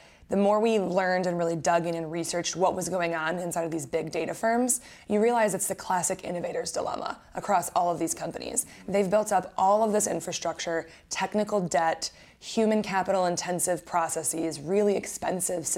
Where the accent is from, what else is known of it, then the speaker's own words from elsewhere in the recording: Wisconsin, United States; now in Florida, United States; I grew up in Wisconsin and met my co-founder while we were in college.